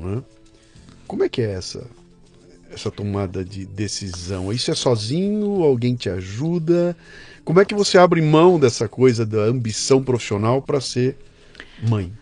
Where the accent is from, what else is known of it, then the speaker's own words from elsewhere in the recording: Bauru, São Paulo, Brazil; moved away as an adult; now in São Paulo, Brazil; Eu, eu sou de Bauru. Vim para cá com 18 anos de idade